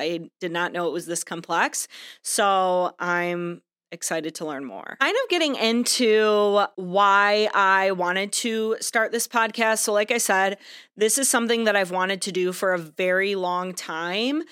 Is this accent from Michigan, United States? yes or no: yes; Michigan, United States; I am from Michigan